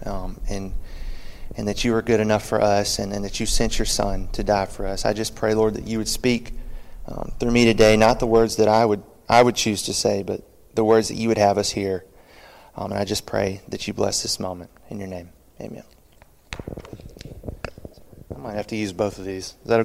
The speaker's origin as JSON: {"language": "English", "town": "Starkville", "region": "Mississippi", "country": "United States", "also_born_or_lived": "Lucedale, Mississippi / New Orleans, Louisiana", "moved": "as an adult", "said": "I'm originally from Starkville, Mississippi, also known as God's country."}